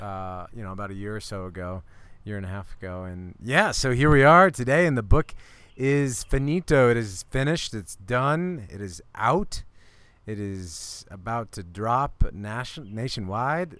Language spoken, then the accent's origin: English; Iowa, United States; also born or lived in Colorado; now in Boulder, United States; we're buddies from Iowa